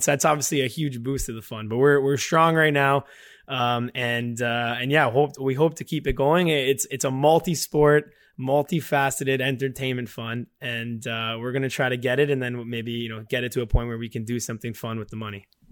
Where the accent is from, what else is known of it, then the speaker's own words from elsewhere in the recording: Canada; we're from, we're from Canada